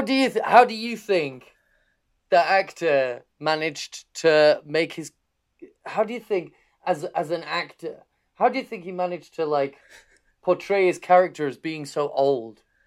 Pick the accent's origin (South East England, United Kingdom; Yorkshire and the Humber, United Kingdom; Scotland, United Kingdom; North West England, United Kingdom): Yorkshire and the Humber, United Kingdom; Harrogate; I'm from, I'm from Harrogate.